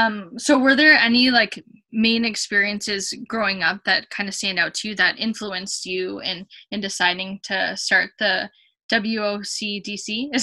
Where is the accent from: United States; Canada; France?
Canada; Courtice, Ontario; I was born and raised in Curtis. So like going to school and growing up, like all of my friends were white and I was like my sisters and I were the only Asians in our school.